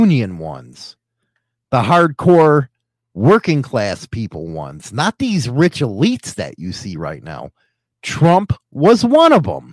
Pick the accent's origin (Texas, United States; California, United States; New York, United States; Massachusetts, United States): Massachusetts, United States; I'm from Massachusetts, the Kennedy stronghold